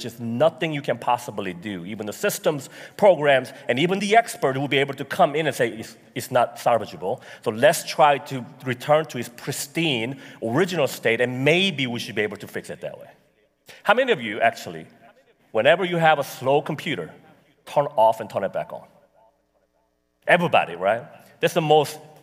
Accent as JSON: {"language": "English", "country": "United States", "said": "I'm American"}